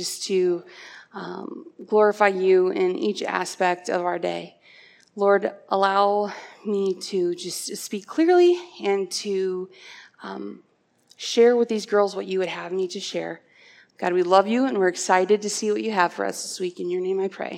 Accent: Cedar Falls, Iowa, United States; also born or lived in Ankeny, Iowa / Dysart, Iowa; I grew up in Cedar Falls, Iowa

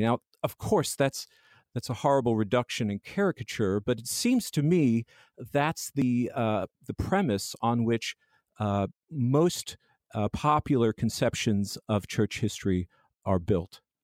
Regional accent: Long Island, New York, United States; born and raised in Long Island, New York

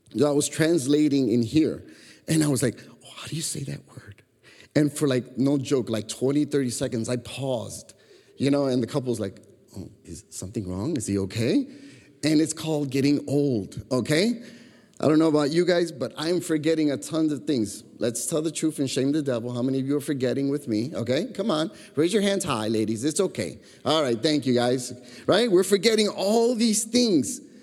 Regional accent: Chicago, Illinois, United States; growing up in Chicago

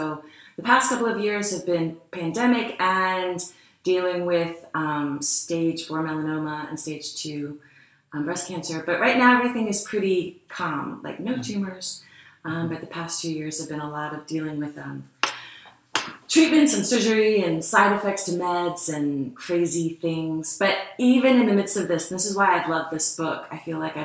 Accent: Wilmington, Delaware, United States; moved away as an adult; also born or lived in Maryland; now in Lancaster, United States; I grew up in Wilmington, Delaware

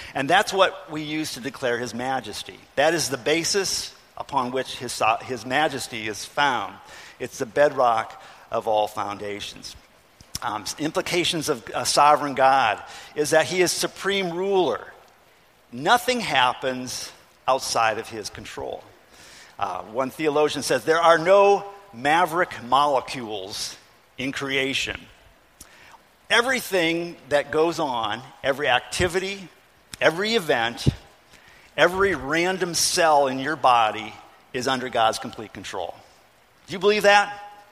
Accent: Ohio, United States; I grew up in Ohio

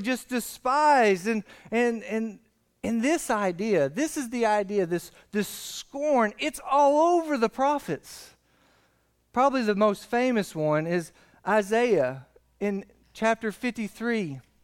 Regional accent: McQuady, Kentucky, United States; I'm from McQuady

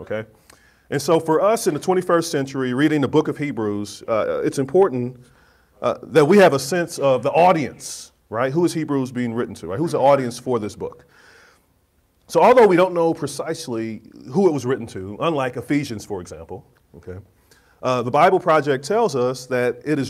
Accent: Kansas City, Missouri, United States; moved away; my hometown of Kansas City, Missouri

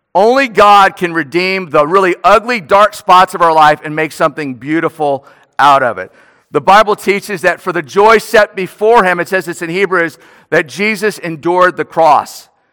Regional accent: New Orleans, Louisiana, United States; moved away; I'm from New Orleans

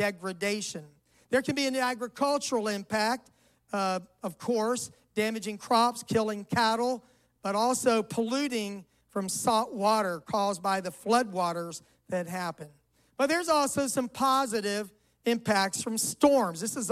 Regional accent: Florida, United States; moved away; also born or lived in Georgia / St. Louis; I was raised in Florida

